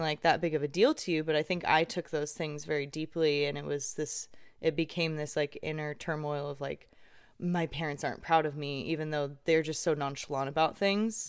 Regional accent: Irvine, California, United States; I grew up in Irvine and in a gated community most of my life

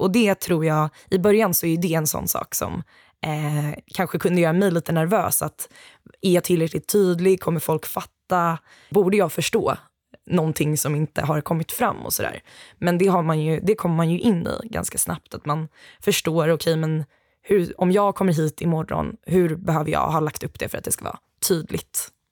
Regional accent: Gothenburg, Västra Götaland, Sweden; also born or lived in Uppsala; jag är ju ändå göteborgare

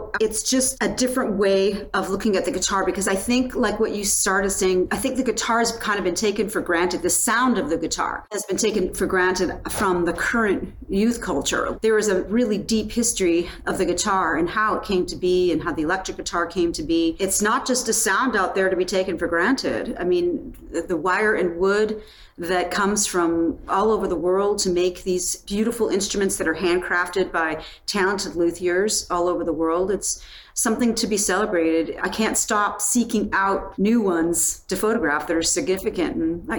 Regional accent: Penticton, British Columbia, Canada; I saw the … and the … in the same weekend when I was growing up in Penticton, BC, and they came to Penticton.

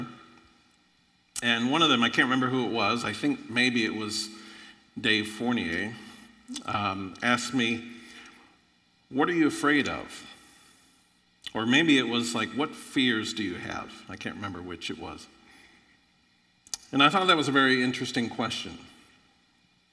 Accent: Florida, United States; moved away; also born or lived in Illinois; I grew up in Florida, extremely poor.

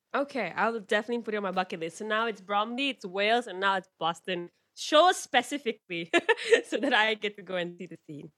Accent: Malaysia; I'm from Malaysia

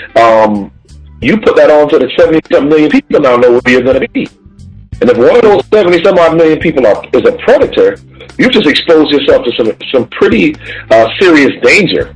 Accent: Connecticut, United States; my home state of Connecticut

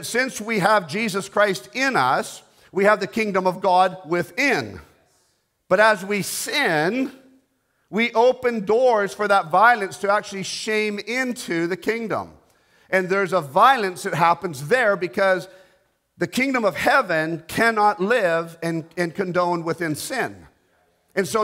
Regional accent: Canada; I'm a Canadian

